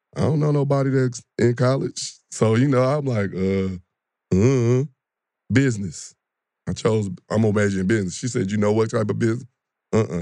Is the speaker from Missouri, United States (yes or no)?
yes; St. Louis, Missouri, United States; now in Atlanta, United States; I'm born and raised in Saint Louis, west side of Saint Louis